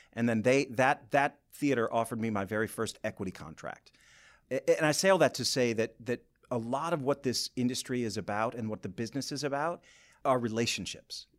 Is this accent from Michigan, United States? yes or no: yes; Boyne City, Michigan, United States; moved away as an adult; also born or lived in Lansing, Michigan / New York; I'm from Boyne City originally